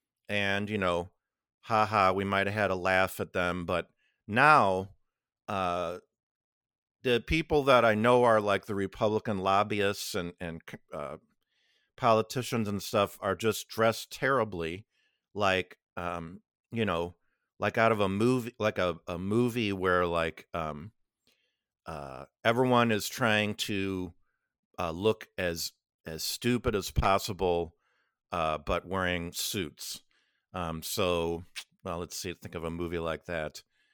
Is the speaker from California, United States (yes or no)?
no; Illinois, United States; I've been around a lot of them, especially growing up on the North Shore of Chicago.